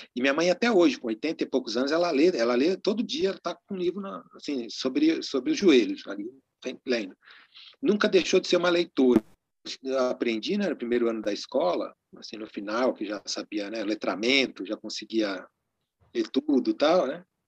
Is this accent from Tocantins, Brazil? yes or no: no; Cravis, interior of São Paulo, Brazil; Lá na cidade onde eu nasci, em Cravis, no interior de São Paulo